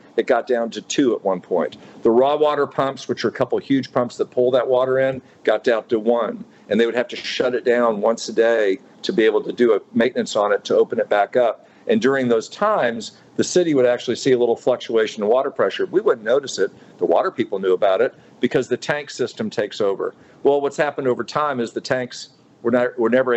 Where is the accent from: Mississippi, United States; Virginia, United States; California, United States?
Mississippi, United States; Jackson; I was from Jackson, Mississippi